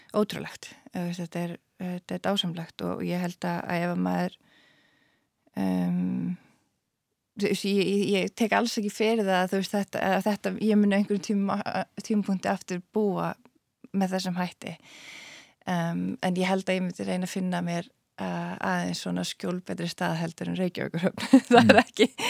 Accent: Iceland; moved away as an adult; also born or lived in Svalbard

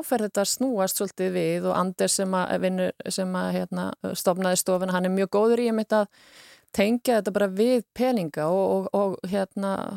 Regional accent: Iceland; við erum Íslandingar

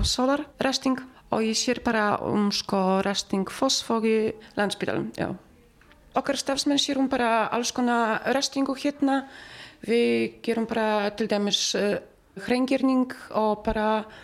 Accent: Poland; Icelandic is a second language; now in Iceland; við erum bara allir frá Pólandi.

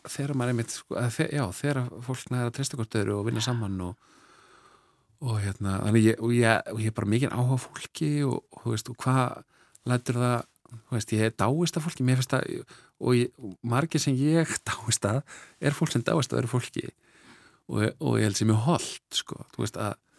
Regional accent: Reykjavík, Capital Region, Iceland; also born or lived in Norway; svo holst ég upp í, í Reykjavík eftir það, við fluttum heim eftir nokkur ár og, og vesturbænum bara Reykjavík

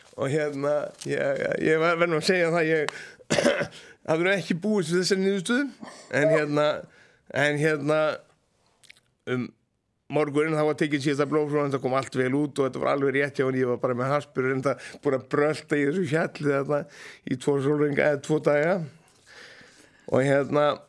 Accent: Hróðnýjarstaðir, Dalir, Western Region, Iceland; Ég fættist reyndar í á Róniastöfum

